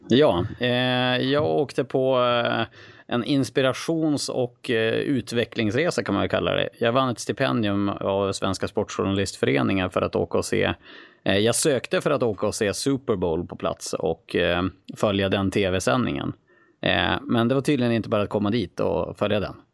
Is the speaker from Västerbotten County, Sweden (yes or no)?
yes; Skellefteå, Västerbotten County, Sweden; jag är från Skellefteå i grund och botten